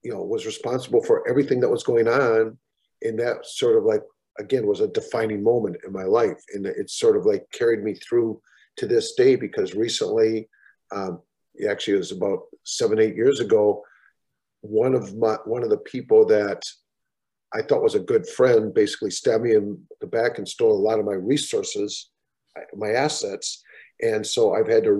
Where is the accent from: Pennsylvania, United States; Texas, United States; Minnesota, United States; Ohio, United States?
Minnesota, United States; growing up in Minnesota